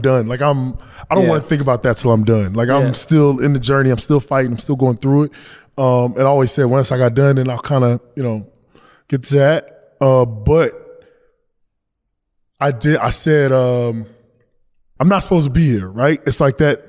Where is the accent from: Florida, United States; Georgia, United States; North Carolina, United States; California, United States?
North Carolina, United States; I'm from North Carolina